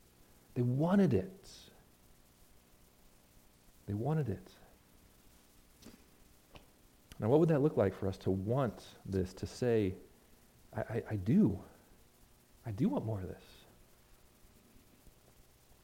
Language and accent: English; United States; us as American evangelical non-charismatics